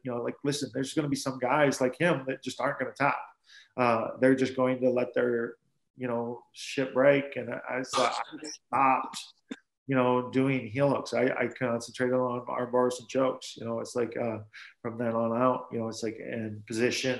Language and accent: English; South Dakota, United States; I'm from South Dakota